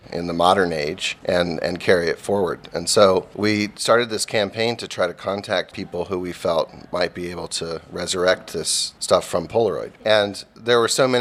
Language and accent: English; United States; growing up in America